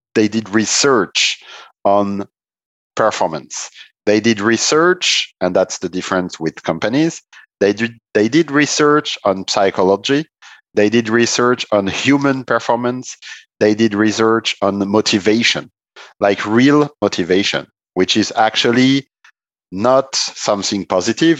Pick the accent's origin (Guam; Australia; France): France; Strasbourg, Grand Est; also born or lived in Italy; Strasbourg, my hometown